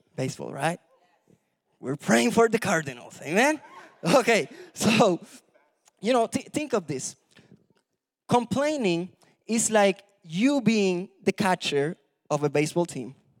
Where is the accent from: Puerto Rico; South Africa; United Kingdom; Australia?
Puerto Rico; moved away; I was born in Puerto Rico